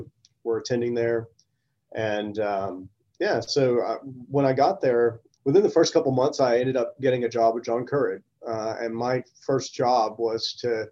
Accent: small town Mississippi, United States; moved away as an adult; also born or lived in Aberdeen, United Kingdom / Oxford, United Kingdom / New York, United States; now in Orlando, United States; I'm from small town Mississippi

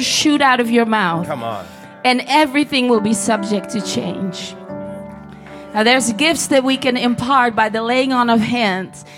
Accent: Netherlands; I'm from Holland.

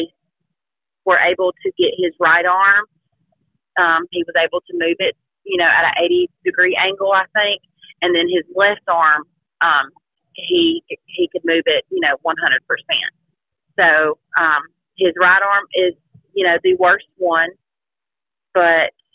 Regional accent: Childersburg, Alabama, United States; we were actually raised in Talladega County.

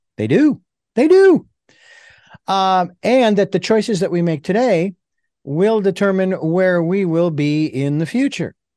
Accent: Phoenix, Arizona, United States; I grew up around them because I grew up in Phoenix

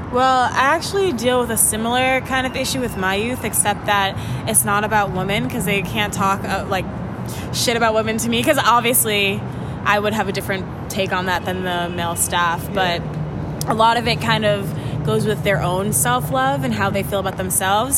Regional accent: Jamaica; I'm Jamaican

